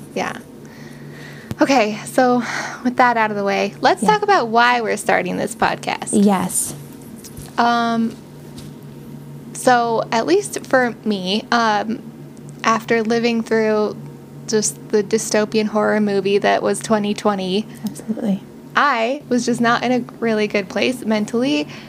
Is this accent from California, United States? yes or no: no; Utah, United States; we grew up here in Utah, and now we live in Salt Lake City